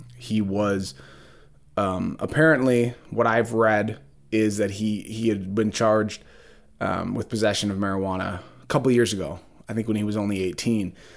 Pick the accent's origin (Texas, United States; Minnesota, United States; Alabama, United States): Minnesota, United States; Brooklyn Park; I grew up in Brooklyn Park, Brooklyn Center